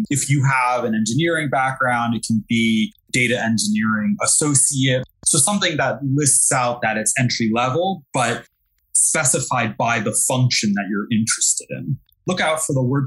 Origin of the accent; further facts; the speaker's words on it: New York City, New York, United States; accent: Brooklyn; moved away as an adult; now in Jersey City, United States; I'm born and raised in New York, by the way. I'm from Brooklyn, and I just moved to Jersey City